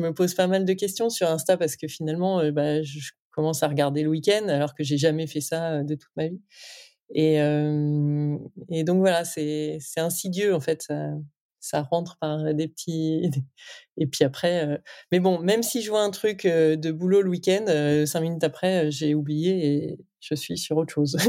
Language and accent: French; Lille, Hauts-de-France, France; je viens de Lille, euh, avec une grosse tradition textile dans le nord